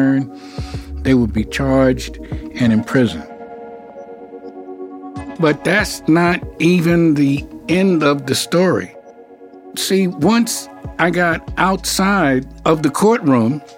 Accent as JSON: {"language": "English", "region": "New York", "country": "United States", "tie": "born or raised there", "moved": "yes", "said": "I'm from New York. You know, I grew up in Harlem"}